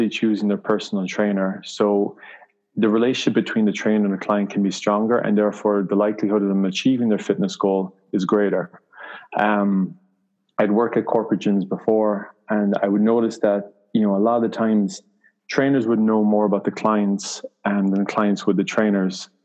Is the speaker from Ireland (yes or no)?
yes; Ireland; moved away; I'm from Ireland originally.